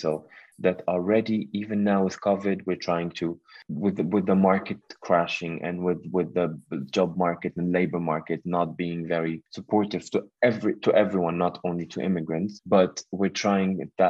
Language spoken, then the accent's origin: English; Syria; English is a second language; moved away as an adult; also born or lived in Beirut, Lebanon; now in Netherlands; I am 30 years old. I am from Syria. I came to the Netherlands in 2015. End of 2015, of course, due to the war in Syria.